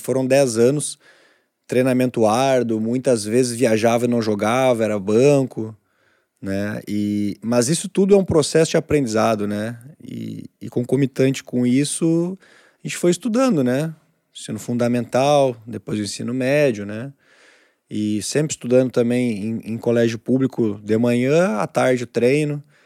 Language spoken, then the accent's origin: Portuguese; Novo Hamburgo, Rio Grande do Sul, Brazil; Nunca saí de Novo Hamburgo.